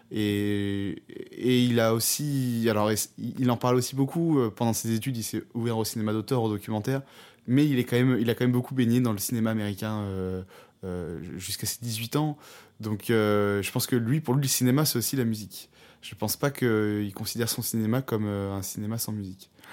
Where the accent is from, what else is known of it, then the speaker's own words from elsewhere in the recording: France; on est français